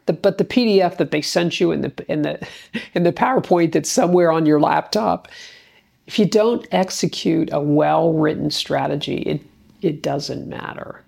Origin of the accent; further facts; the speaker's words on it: Gahanna, Ohio, United States; city council in my hometown of Gahanna, Ohio